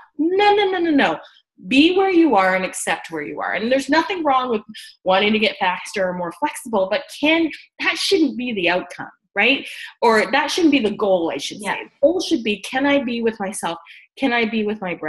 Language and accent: English; Barbados; I'm a West Indian. I'm from Barbados.